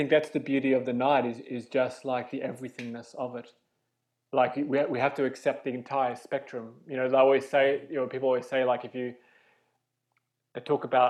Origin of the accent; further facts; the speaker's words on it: Australia; moved away as an adult; now in London, United Kingdom; I'm Australian. I came to London 11 years ago